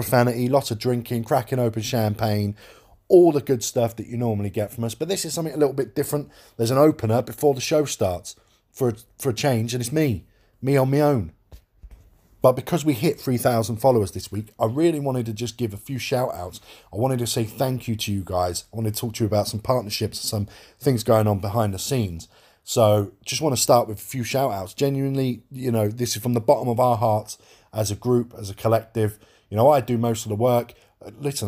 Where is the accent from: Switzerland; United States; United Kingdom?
United Kingdom; London; I am from London